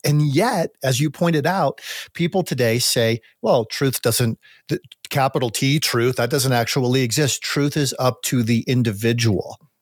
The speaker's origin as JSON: {"language": "English", "country": "United States", "also_born_or_lived": "Colorado (near Pike National Forest)", "said": "as an American"}